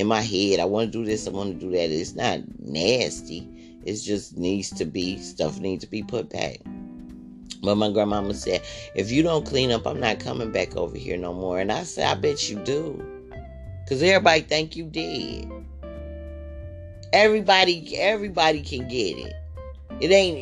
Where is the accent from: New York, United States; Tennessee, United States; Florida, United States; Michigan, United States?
Michigan, United States; also born or lived in Chicago; I grew up here in Michigan